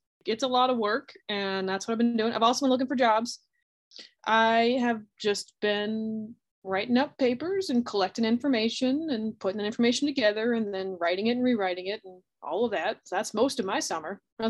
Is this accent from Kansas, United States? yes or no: no; Des Moines, Iowa, United States; I'm from Des Moines, Iowa, so I didn't have to go very far to go to Iowa City.